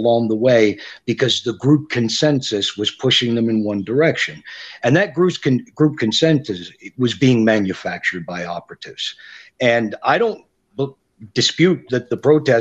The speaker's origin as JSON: {"language": "English", "country": "Canada", "said": "I'm a Canadian"}